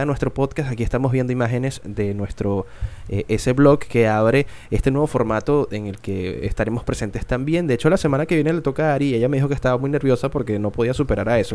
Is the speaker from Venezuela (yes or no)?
yes; Venezuela; soy venezolano